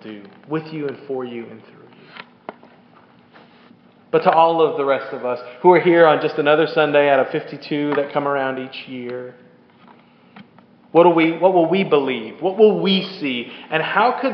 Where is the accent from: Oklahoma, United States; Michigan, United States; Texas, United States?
Texas, United States; Keller; moved away; the conservative Southern Baptist church that I grew up in Keller, Texas